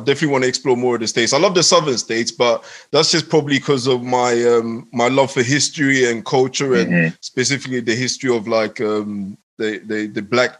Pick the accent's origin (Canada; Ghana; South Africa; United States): Ghana; born there; But, yeah. I mean, like yourself, I was born in West Africa. I was born in Ghana.